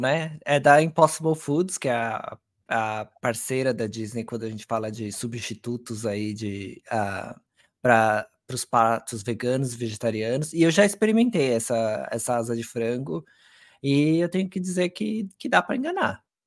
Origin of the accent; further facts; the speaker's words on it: Brazil; a gente como brasileiro